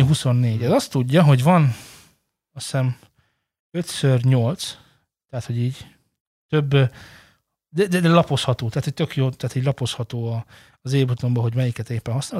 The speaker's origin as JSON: {"language": "Hungarian", "country": "Hungary", "said": "magyarok vagyunk"}